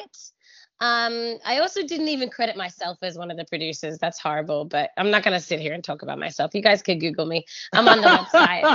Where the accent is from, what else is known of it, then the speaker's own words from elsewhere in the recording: Australia; I'm Australian